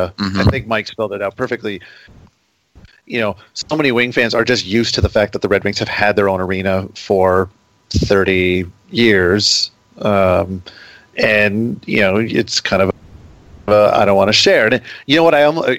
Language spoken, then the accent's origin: English; Toronto, Ontario, Canada; now in Detroit, United States; I mean, I grew up in Toronto, and you know, there was Maple Leaf Gardens, and that was where the Leafs were.